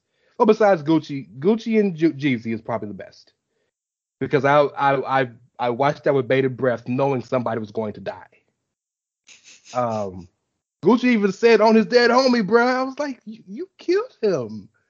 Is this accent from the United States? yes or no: yes; the South, United States; I'm from the South, live on the Gulf, by the coast.